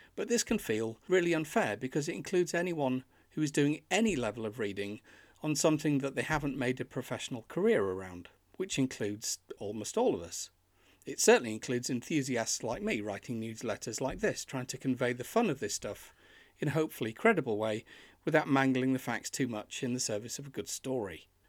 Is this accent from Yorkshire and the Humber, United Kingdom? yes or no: yes; Yorkshire and the Humber, United Kingdom; born or raised there; now in York, United Kingdom